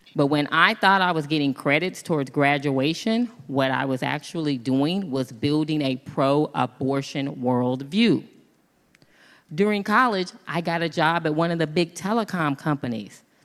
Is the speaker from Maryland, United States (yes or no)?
no; Kansas, United States; moved away as an adult; also born or lived in Los Angeles; I'm from Kansas